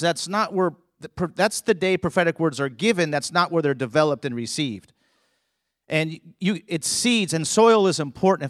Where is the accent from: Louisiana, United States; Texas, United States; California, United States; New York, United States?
California, United States; I grew up in California